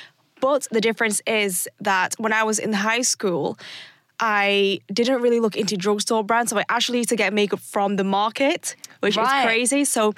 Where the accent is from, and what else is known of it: Warrington, North West England, United Kingdom; born or raised there; also born or lived in Philippines